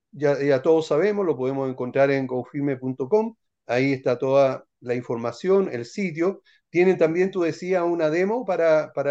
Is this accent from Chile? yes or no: yes; Santiago, Santiago Metropolitan Region, Chile; ¿podría suceder que la propiedad que yo quiera vender esté en Antofagasta yo soy de Santiago y el comprador es de Temuco